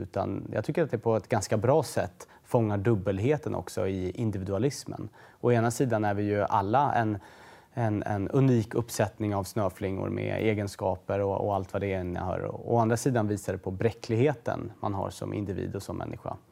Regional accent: Stockholm, Stockholm County, Sweden; Husby som är ju såklart ett bostadsområde norr om Stockholm där jag är född och växte upp kring Järvafältet

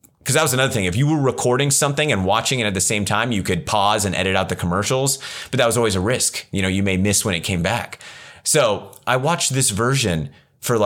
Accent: Ripon, United States; the small town I grew up in Ripon

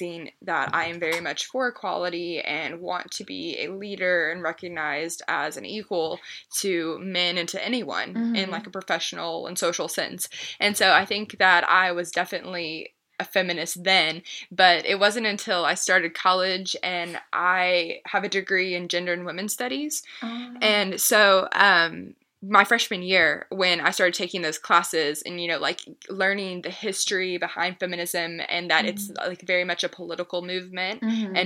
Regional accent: Lexington, Kentucky, United States; I was born and raised in Lexington, where I am still.

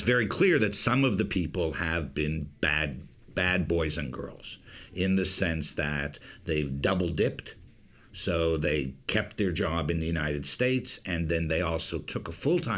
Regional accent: Canada; moved away; I'm Canadian, right? And I'm a Canadian

